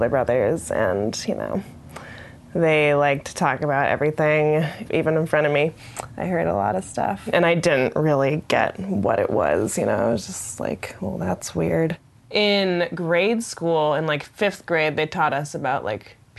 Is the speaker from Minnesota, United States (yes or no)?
no; Seattle, Washington, United States; I grew up in North Seattle, a Lake City neighborhood.